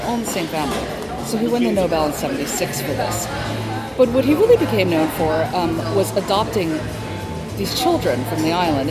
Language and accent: English; Hawaii, United States; I'm from Hawaii